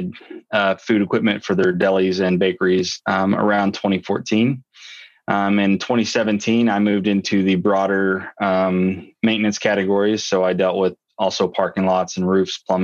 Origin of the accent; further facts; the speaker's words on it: North Central Arkansas, United States; I was living on a farm in North Central Arkansas, just a regular farm Joe from Arkansas. Grew up, around cattle and, Friday night football.